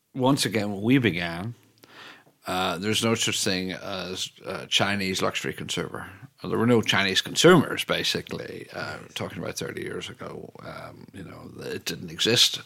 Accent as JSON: {"language": "English", "country": "Ireland", "also_born_or_lived": "Italy / New York / Paris / London", "moved": "yes", "said": "I speak as an Irishman who's lived in Italy"}